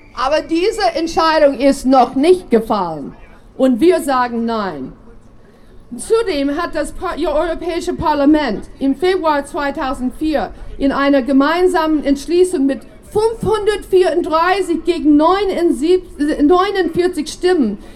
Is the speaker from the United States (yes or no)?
yes; United States; German is a second language; now in Germany; wenn ich mal hier und dort einen kleinen Sprachfehler mache, weil ich bin in den USA geboren